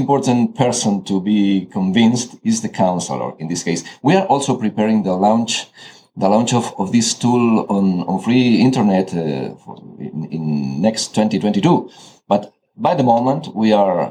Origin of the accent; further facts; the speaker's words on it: Catalonia, Spain; moved away as an adult; also born or lived in Asturias; now in Madrid, Spain; was born in Asturias. I grew up in Catalonia, where I lived for 20 years. Then I moved to Madrid